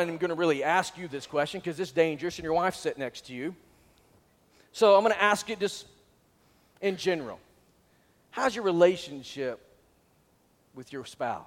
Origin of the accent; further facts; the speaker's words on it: Northwest Arkansas, United States; I was from Northwest Arkansas